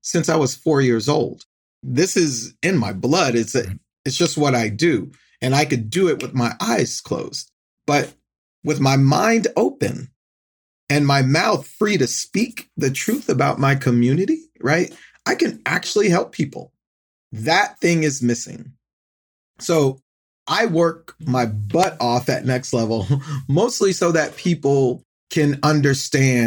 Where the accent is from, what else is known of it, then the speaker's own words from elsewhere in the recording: Norfolk, Virginia, United States; I grew up in Norfolk, Virginia